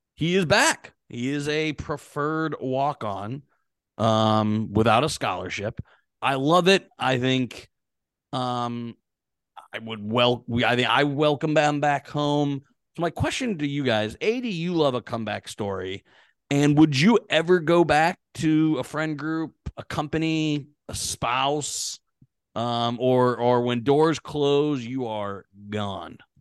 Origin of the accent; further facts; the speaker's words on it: Pittsburgh, Pennsylvania, United States; I'm from Pittsburgh